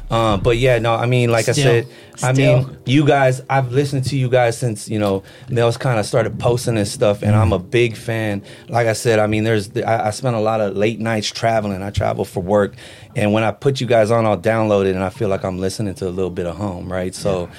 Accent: Philippines; but I'm a Filipino motherfucker, so we got pasalubongs for the brothers.

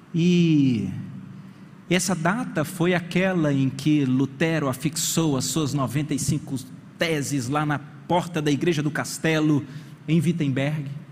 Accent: Brasília, Federal District, Brazil; lá de onde eu fui criado em Brasília

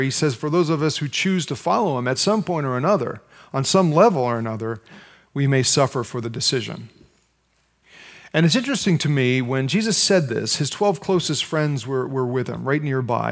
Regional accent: United States; as American Christians

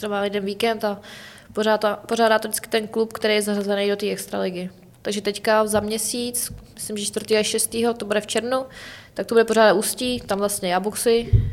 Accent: Czechia; jako Češi, jako národ

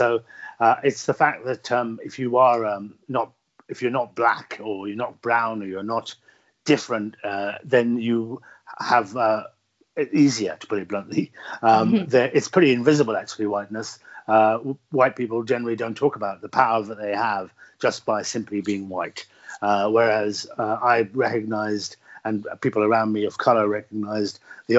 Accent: Birmingham, West Midlands, United Kingdom; Yes, I was born in inner city Birmingham. My family came from the northwest frontier of Pakistan, the very traditional and tribalistic parts of Pakistan, and moved to the very traditional and tribalistic parts of Birmingham.

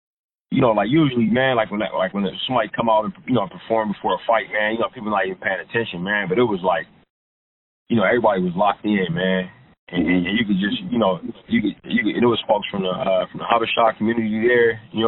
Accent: Oakland, California, United States; moved away; also born or lived in Richmond, California / Los Angeles; I grew up in Oakland and in Richmond.

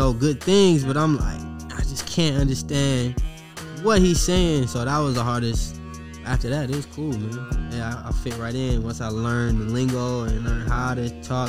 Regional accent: Detroit, Michigan, United States; also born or lived in Las Vegas; now in Atlanta, United States; I'm from Detroit, and that's where it started.

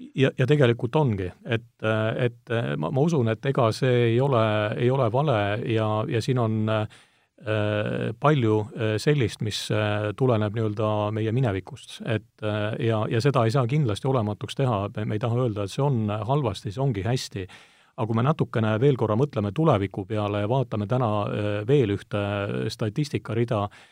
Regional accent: Estonia; mina olen pärit nii-öelda Eesti äärealalt

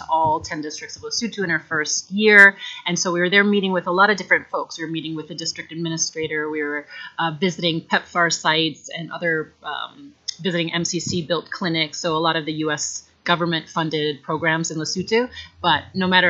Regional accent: Minnesota, United States; moved away as an adult; I'm originally from Minnesota, the great state of Minnesota, and I grew up, went to school there through high school.

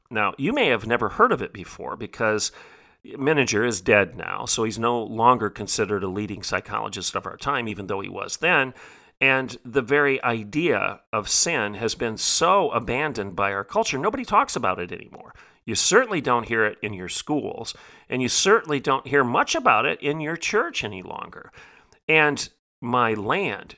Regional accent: United States; I, as an American

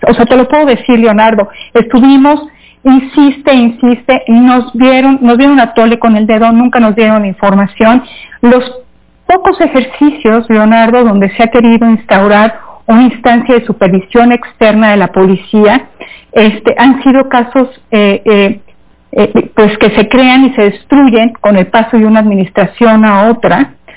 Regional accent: Mexico; somos muchos mexicanos, muchísimos mexicanos

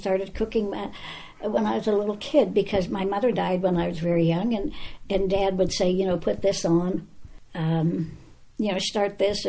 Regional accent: Charleroi, Pennsylvania, United States; Charleroi, Pennsylvania.

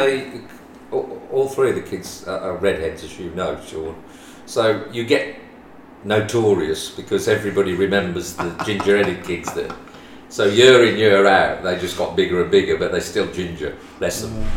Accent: West Midlands, United Kingdom; we come from the West Midlands, as people could probably gather by my accent

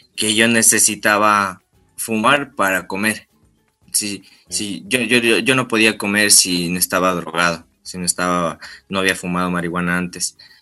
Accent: Tulcán, Carchi, Ecuador; yo tengo 24 años. Sí, yo soy de Tulcán

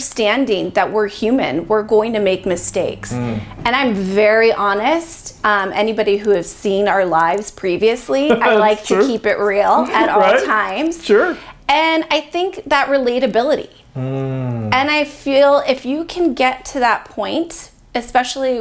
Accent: Chicopee, Massachusetts, United States; moved away as an adult; now in Bakersfield, United States; I'm from Massachusetts, born and raised Chicopee, Massachusetts

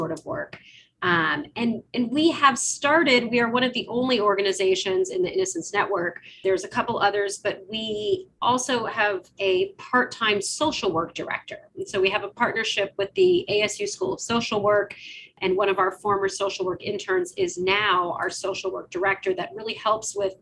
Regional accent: Arizona, United States; my home state here in Arizona

